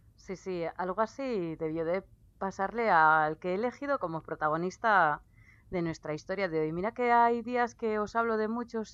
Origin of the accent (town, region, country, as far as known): Basque Country, Spain